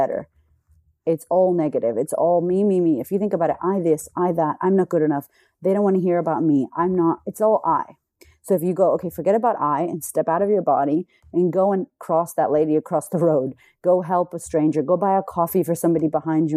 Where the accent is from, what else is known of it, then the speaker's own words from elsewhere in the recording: United States; now in Australia; I'm American in Australia